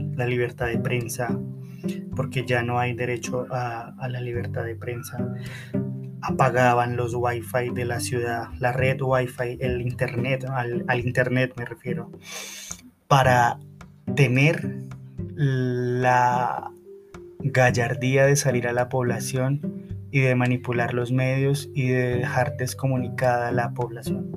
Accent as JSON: {"language": "Spanish", "country": "Colombia", "said": "mi país"}